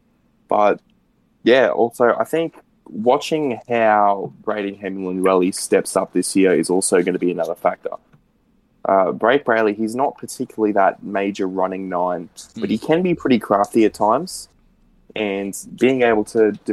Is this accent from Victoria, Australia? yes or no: no; Queensland, Australia; as a Queenslander